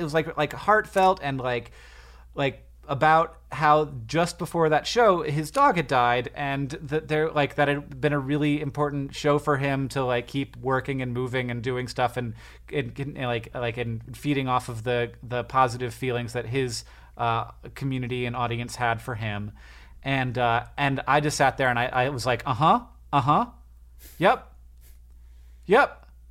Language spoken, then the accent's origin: English; United States; I'm American